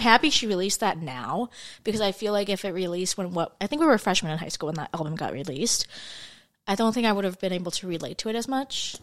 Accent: Minnesota, United States; We're actually from Minnesota

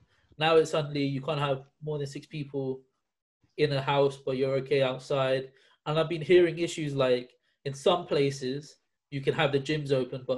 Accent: United Kingdom; we are bloody British people

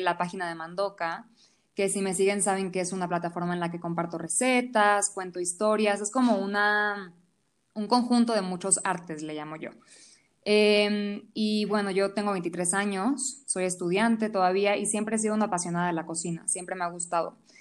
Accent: Venezuela; now in Mexico City, Mexico; yo soy venezolana. Llevo 15 años viviendo en Ciudad de México

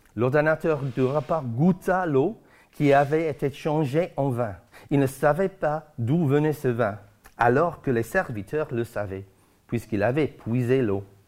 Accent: Guernsey; chez nous à Guernesey

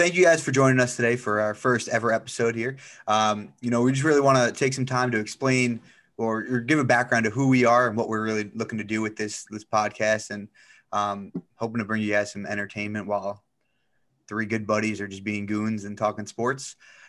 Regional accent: Hicksville, New York, United States; I'm also 25, as the boy said. I'm from Hicksville, from New York. I'm also the only one who hasn't left New York. I've stayed up here. I live in upstate New York now.

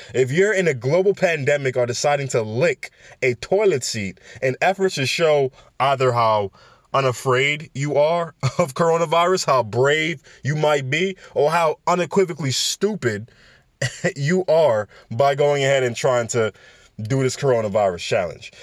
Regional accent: New York City, New York, United States; New York City, my hometown, all right, B X all day.

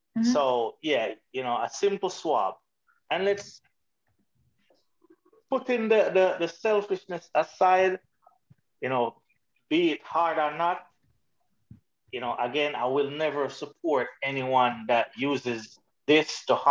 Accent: Jamaica; as a Jamaican male

